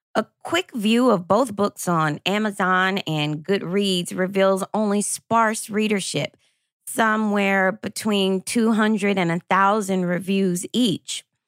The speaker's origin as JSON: {"language": "English", "town": "Lexington", "region": "Kentucky", "country": "United States", "tie": "born or raised there", "said": "growing up in Lexington, Kentucky"}